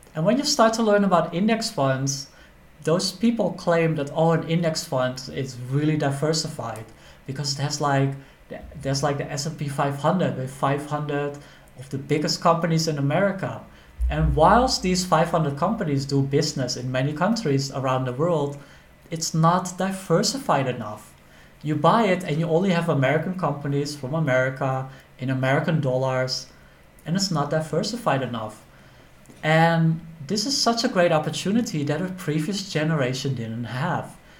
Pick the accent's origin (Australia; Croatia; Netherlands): Netherlands; moved away as an adult; also born or lived in Thailand; I'm from the Netherlands